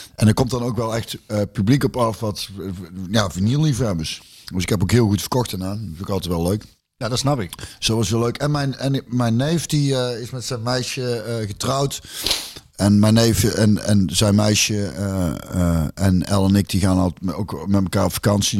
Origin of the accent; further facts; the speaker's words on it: near Loosbroek, North Brabant, Netherlands; Loosbroek. Dus dat is ook vlakbij waar ik vandaan kom